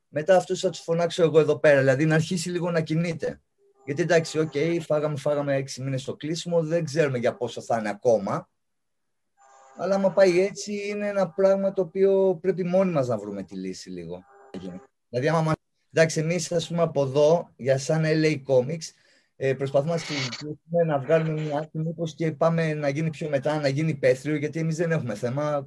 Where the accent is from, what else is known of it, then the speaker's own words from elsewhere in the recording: Larissa, Thessaly, Greece; εγώ είμαι Λαρισαίος